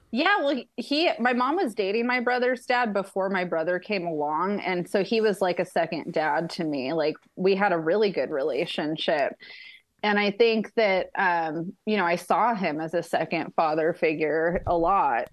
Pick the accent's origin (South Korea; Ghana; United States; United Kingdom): United States; Ellensburg, Washington; now in Yucca Valley, United States; I was raised in Ellensburg, Washington